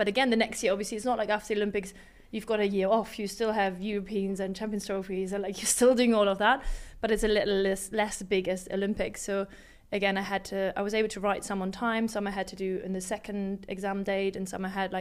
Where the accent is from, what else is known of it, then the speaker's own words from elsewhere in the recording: Hamburg, Germany; I was from Hamburg